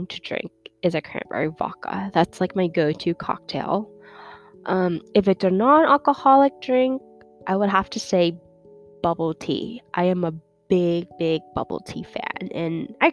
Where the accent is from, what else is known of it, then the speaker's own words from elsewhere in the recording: New York City, New York, United States; also born or lived in China; I grew up in New York City